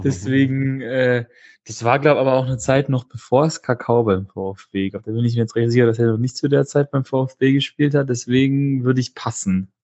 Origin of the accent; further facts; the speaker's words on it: Stuttgart, Baden-Württemberg, Germany; ich komme aus Stuttgart, bin geboren und aufgewachsen in Stuttgart